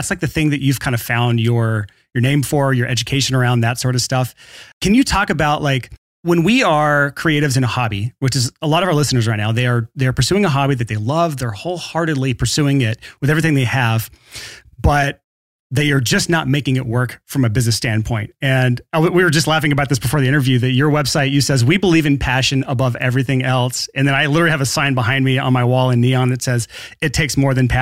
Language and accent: English; Alabama, United States; growing up in Alabama